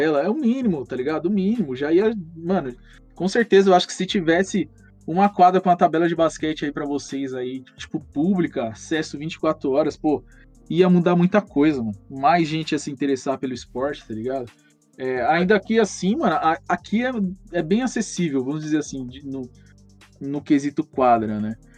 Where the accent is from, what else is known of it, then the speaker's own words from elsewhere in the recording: Mauá, São Paulo, Brazil; Sou de Mauá, né? o Santo André é colado aqui